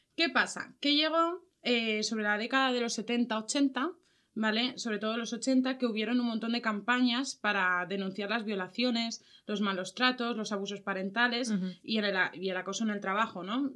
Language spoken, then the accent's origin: Spanish; Valencia, Valencian Community, Spain; nosotras somos de Valencia